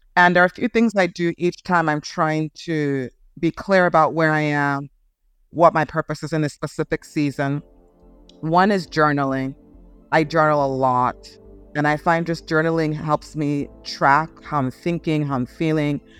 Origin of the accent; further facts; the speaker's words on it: Nigeria; also born or lived in Oklahoma, United States; now in United States; I grew up in, mostly in Nigeria. I was born in the States, born in Oklahoma, uh, but moved to Nigeria really young.